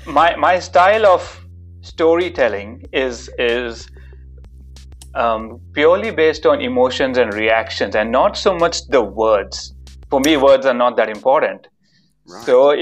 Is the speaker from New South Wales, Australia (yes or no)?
no; Melbourne, Victoria, Australia; So I'm from Melbourne. I've been there for 11 and a half years.